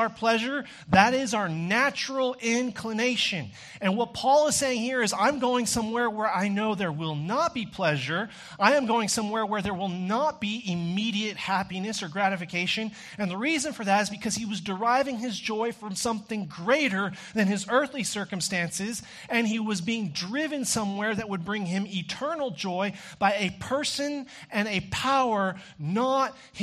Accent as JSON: {"language": "English", "region": "Texas", "country": "United States", "tie": "born or raised there", "said": "growing up in Texas"}